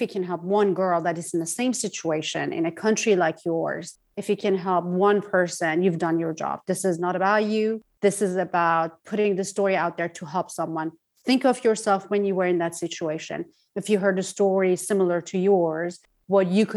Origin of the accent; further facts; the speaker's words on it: Tehran, Tehran Province, Iran; moved away as an adult; now in Los Angeles, United States; I am Iranian. I was born in Tehran. I was raised in Tehran till I was 23 years old. And right now I'm based in Los Angeles